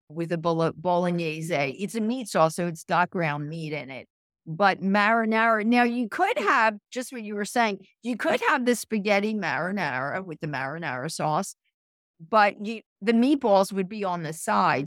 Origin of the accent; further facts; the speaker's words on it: Philadelphia, Pennsylvania, United States; I'm from Philadelphia, so, and I'm, I'm home, I'm based here most of the year